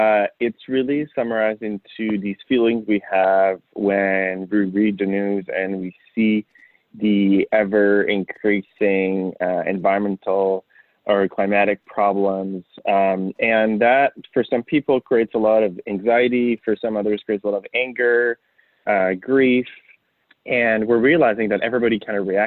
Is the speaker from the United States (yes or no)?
no; Montreal, Quebec, Canada; moved away as an adult; also born or lived in Yellowknife, Northwest Territories; I was born in Montreal, Canada, which is in the province of Quebec